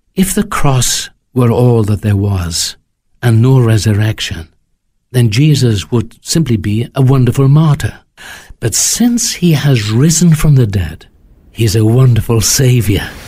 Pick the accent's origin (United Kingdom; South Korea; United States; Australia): United Kingdom; Wales